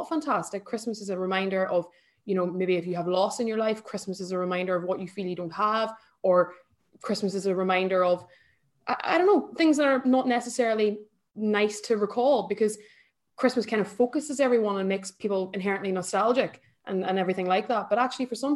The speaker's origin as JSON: {"language": "English", "country": "Ireland", "moved": "yes", "lives_now": "United Kingdom", "said": "I'm Irish"}